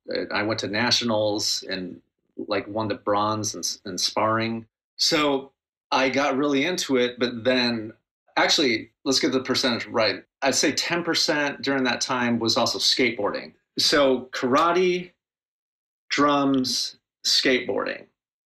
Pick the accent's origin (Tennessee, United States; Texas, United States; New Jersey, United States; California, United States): California, United States; Seal Beach; now in Long Beach, United States; I grew up in Seal Beach. It's a very small, quaint town. You don't need a car to get around. And then I moved to Long Beach once I met my wife. But yeah, Seal Beach is my stomping grounds.